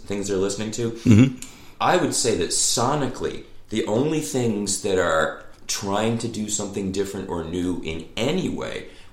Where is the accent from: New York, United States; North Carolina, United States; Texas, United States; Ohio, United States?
New York, United States; Long Island; moved away; also born or lived in Louisiana; growing up in Long Island